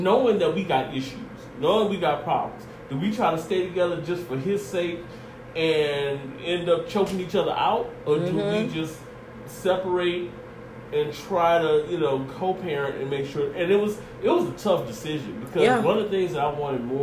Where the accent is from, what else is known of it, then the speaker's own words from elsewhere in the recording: Louisiana, United States; moved away; I'm from Louisiana